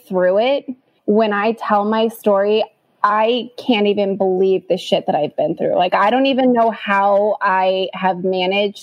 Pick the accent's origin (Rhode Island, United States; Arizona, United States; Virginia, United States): Arizona, United States; Scottsdale; also born or lived in Ahwatukee, Phoenix, Arizona; I grew up in Scottsdale, and then we moved to a suburb of Phoenix